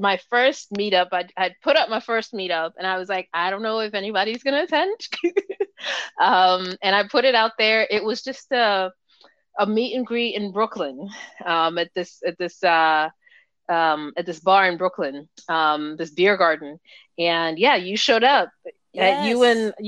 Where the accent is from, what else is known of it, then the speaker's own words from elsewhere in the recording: Nigeria; moved away; I grew up in Nigeria